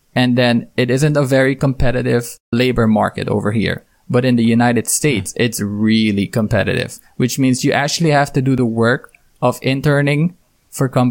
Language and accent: English; Suriname; because I come from Suriname